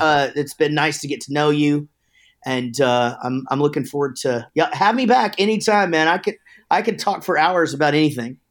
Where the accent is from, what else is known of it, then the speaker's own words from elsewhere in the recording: Wichita Falls, Texas, United States; also born or lived in Denton, Texas; we're from Wichita Falls, but, uh, after we started the band, we moved down to Denton